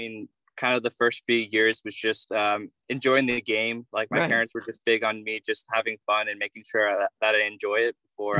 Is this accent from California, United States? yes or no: yes; Pleasanton, California, United States; I'm from Pleasanton, California. It's about an hour away drive from San Francisco.